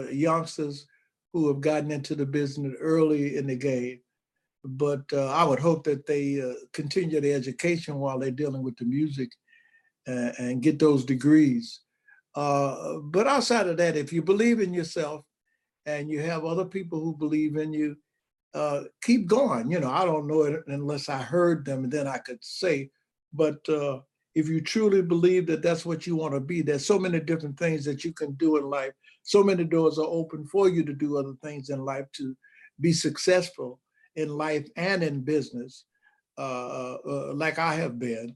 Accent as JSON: {"language": "English", "town": "Chicago", "region": "Illinois", "country": "United States", "tie": "born or raised there", "said": "that's where I grew up at."}